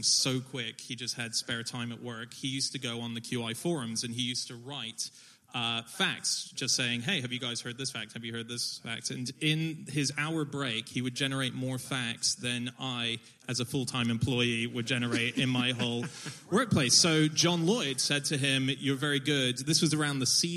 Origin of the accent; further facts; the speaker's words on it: Hong Kong; also born or lived in Sydney, Australia; now in United Kingdom; I speak Mandarin. I grew up in Hong Kong